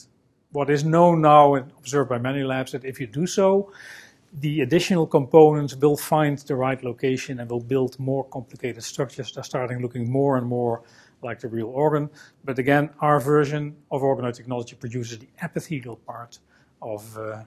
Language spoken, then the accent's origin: English; Netherlands; I'm a scientist from the Netherlands